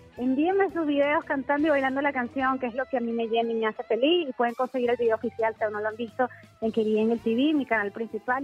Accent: Venezuela; moved away as an adult; also born or lived in San Diego, California, United States; now in United States; yo nací en los Estados Unidos, en San Diego, California, pero me fui muy bebé a Venezuela y viví toda mi vida allá

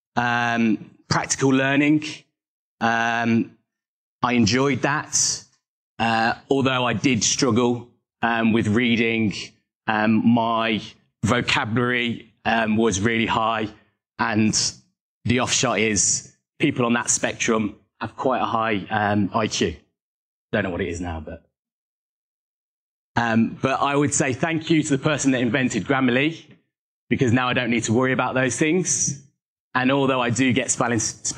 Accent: Coventry, West Midlands, United Kingdom; moved away as an adult; now in Birmingham, United Kingdom; I was born in Coventry, and I now live in Birmingham. I've lived in Birmingham for approximately

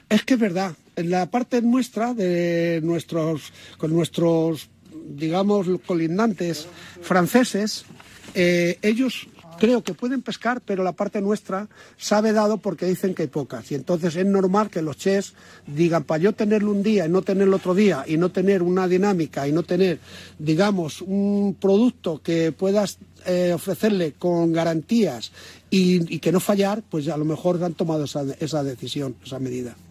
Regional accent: Toledo, Castilla-La Mancha, Spain; yo soy de toledano

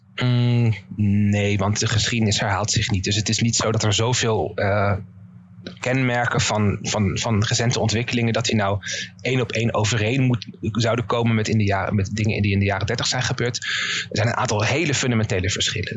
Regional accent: Netherlands; ik misschien als Nederlander

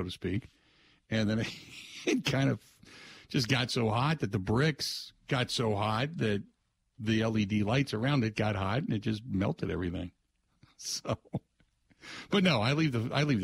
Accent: Cincinnati, Ohio, United States; when I grew up in Ohio, same thing in Cincinnati, we grew up in a township

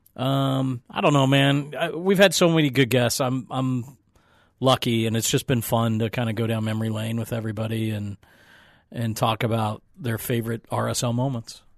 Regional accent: Albuquerque, New Mexico, United States; I'm a Spanglish speaker, you, know, growing up in Albuquerque

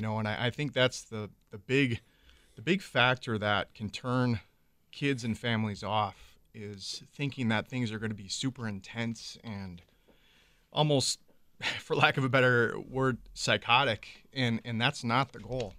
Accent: Minocqua, Wisconsin, United States; I grew up in the northern part of the state, so Lakeland High School, it's a unified high school up north.

